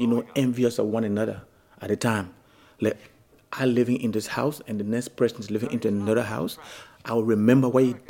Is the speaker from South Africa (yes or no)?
no; Liberia; When I was growing up in Liberia, it was a very good country for anybody to grow in.